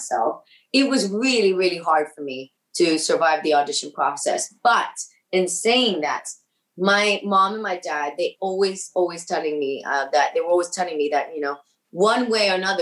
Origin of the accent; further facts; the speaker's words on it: Miami, Florida, United States; first language Spanish; English is a second language; moved away; my hometown, Miami